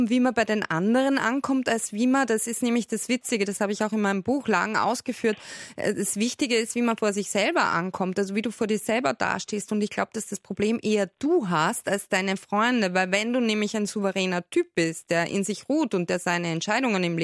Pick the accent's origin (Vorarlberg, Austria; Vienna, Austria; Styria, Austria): Styria, Austria; Also ich bin auch aus der Steiermark